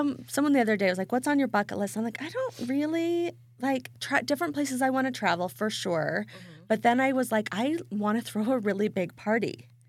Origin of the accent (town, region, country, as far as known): Idaho, United States; born or raised there